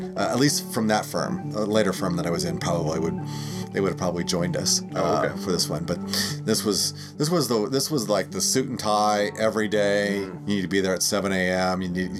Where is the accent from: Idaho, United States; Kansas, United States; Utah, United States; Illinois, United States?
Idaho, United States; also born or lived in Nebraska / North Dakota; so I grew up in Nebraska and North Dakota, and then Idaho, ultimately.